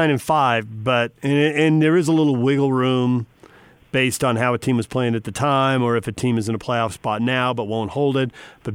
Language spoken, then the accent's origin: English; San Diego, California, United States; So I grew up in San Diego, and the Clippers moved from Buffalo when I was in junior high or high school, I think, eighth grade, maybe ninth, somewhere in there.